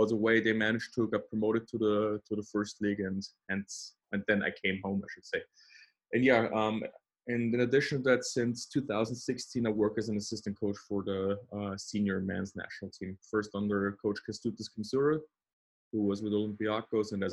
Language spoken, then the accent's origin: English; Austria; also born or lived in Vienna, Austria; I'm from Austria, currently living in Vienna, Austria.